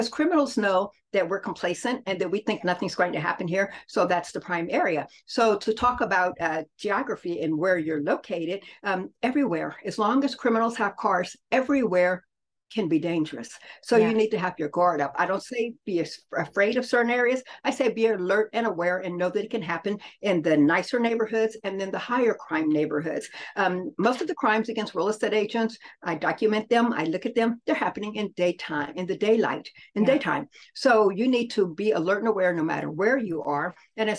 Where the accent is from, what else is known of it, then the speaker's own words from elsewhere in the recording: Muskogee, Oklahoma, United States; also born or lived in New Orleans; now in Kansas City, United States; I'm an Okie from Muskogee. So I was born in Muskogee and I've lived New Orleans. I have parents who are military. So I've lived in New Orleans and then we landed here in Kansas City.